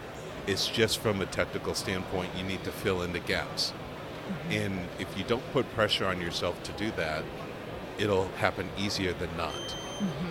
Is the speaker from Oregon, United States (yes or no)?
yes; Portland, Oregon, United States; I'm from Portland, Oregon